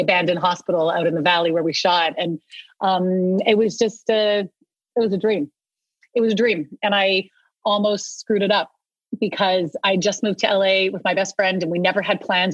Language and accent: English; Vancouver, British Columbia, Canada; also born or lived in Ottawa; I was born in Ottawa, but I actually grew up since I was two in Vancouver